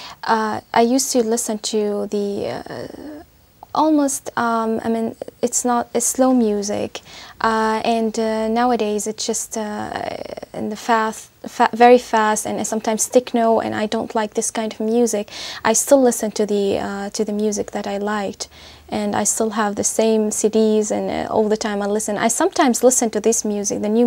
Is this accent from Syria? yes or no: yes; Syria; English is a second language; I'm from Syria